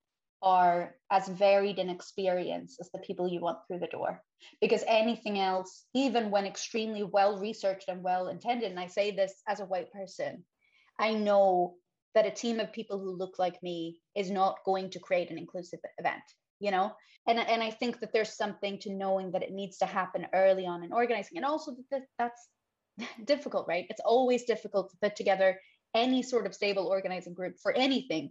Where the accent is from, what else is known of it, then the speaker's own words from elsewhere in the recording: Sweden; first language Swedish; English is a second language; So I'm born and raised in Sweden.